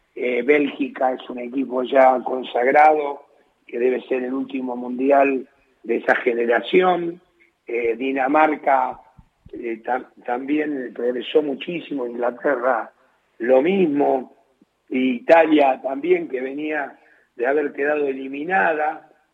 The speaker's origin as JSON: {"language": "Spanish", "country": "Argentina", "said": "soy argentino"}